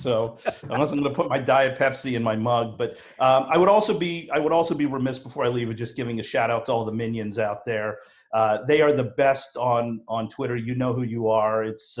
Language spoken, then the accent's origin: English; Philadelphia, Pennsylvania, United States; I am from Philly